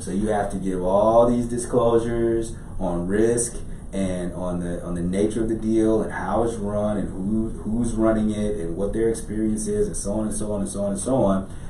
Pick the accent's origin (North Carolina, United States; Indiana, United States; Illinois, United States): Illinois, United States; Chicago; I'm from Chicago